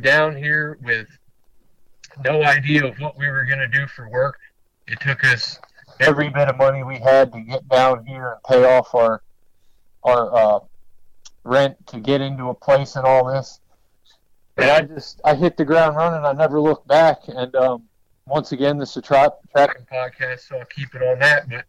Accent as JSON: {"language": "English", "region": "Maryland", "country": "United States", "tie": "born or raised there", "moved": "yes", "lives_now": "Western North Carolina, United States", "said": "I grew up in Maryland"}